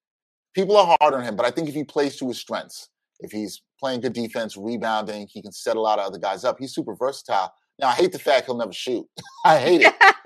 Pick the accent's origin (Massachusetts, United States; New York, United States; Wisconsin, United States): New York, United States; New York City; I'm from Brooklyn, hometown team